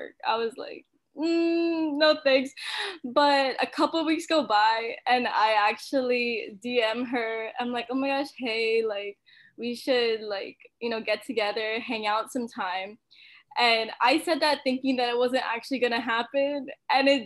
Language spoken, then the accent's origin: English; Mililani, Hawaii, United States; also born or lived in Utah; I grew up in Milani in Oahu.